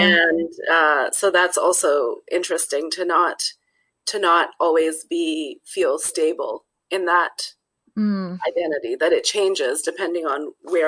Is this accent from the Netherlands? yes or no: yes; Netherlands; born there; I was born in the Netherlands because my dad was teaching there and my parents lived there.